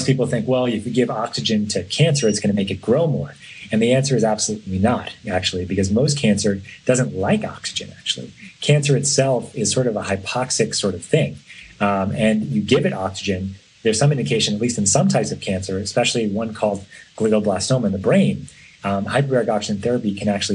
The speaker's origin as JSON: {"language": "English", "region": "New York", "country": "United States", "tie": "born or raised there", "moved": "yes", "lives_now": "San Francisco, United States", "said": "I grew up in New York"}